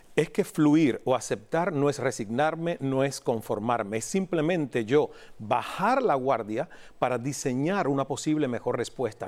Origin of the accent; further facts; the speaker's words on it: Cuba; moved away as an adult; also born or lived in Toronto, Canada; a los 28 años me rompí cuando era mesero en Toronto, Canadá. Saliendo de Cuba